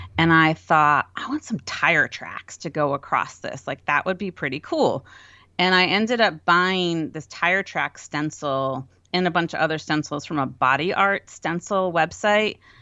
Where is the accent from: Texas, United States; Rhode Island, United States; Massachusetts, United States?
Rhode Island, United States; moved away as an adult; also born or lived in Connecticut; we're from Rhode Island